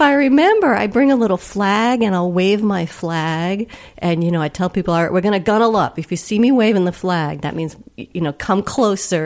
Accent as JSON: {"language": "English", "region": "Rhode Island", "country": "United States", "tie": "born or raised there", "said": "grew up in Rhode Island"}